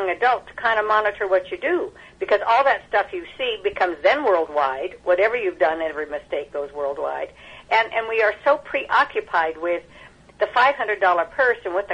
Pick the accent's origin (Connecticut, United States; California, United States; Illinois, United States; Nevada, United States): Nevada, United States; Reno; I was raised in Reno, Nevada